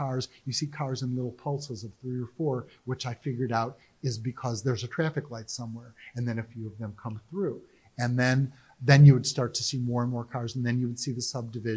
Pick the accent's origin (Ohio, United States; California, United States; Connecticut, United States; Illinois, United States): Ohio, United States; Cleveland; now in Raleigh, United States; I grew up in Cleveland